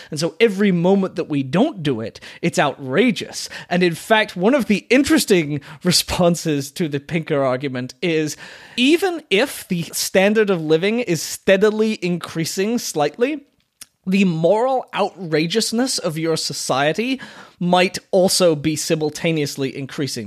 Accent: Sarasota, Florida, United States; I am from Florida, and Florida, from my perspective, was a very screwed up place

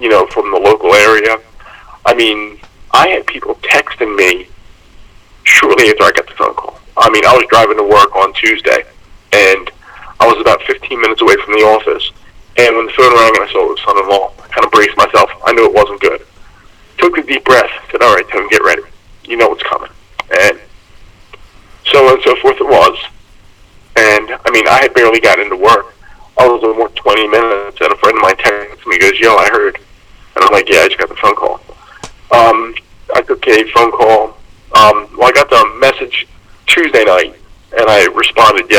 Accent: Glenside, Pennsylvania, United States; also born or lived in Harleysville, Pennsylvania; where I grew up in Glenside, and it's about 20-some minutes from where I live now in Harleysville

